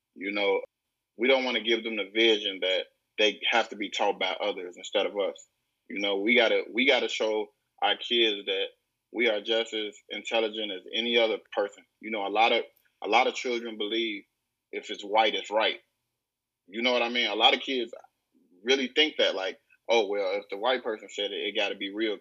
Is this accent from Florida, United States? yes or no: no; Chicago, Illinois, United States; I'm from the greater west side of Chicago.